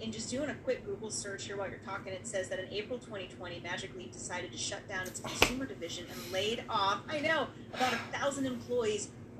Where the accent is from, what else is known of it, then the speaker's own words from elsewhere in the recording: Bay Area, California, United States; So I grew up in the Bay Area, right?